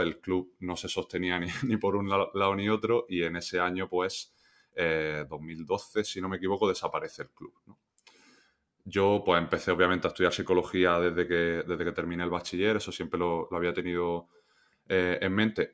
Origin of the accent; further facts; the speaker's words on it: Granada, Andalusia, Spain; moved away as an adult; also born or lived in La Roda / Almansa / Melilla; yo soy de Granada, entré en, la cantera creo que fue pues con 12